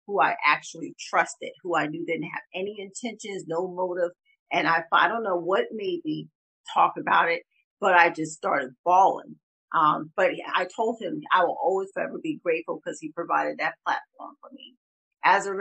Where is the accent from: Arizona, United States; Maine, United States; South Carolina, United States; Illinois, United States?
South Carolina, United States; Pineville; moved away as an adult; also born or lived in Charleston, South Carolina; now in Atlanta, United States; I've lived in Charleston, but I was raised in Pineville in Berkeley County.